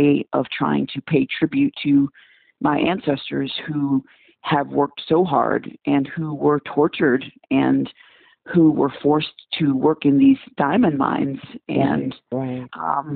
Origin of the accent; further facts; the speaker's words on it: Kasai, DR Congo; moved away; I was born in the what we then called Zaire, back in the early 70s